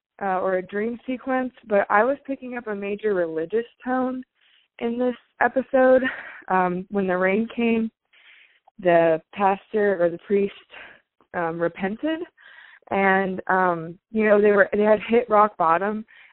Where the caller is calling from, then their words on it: Raleigh, North Carolina, United States; Hi, I'm … from Raleigh, North Carolina.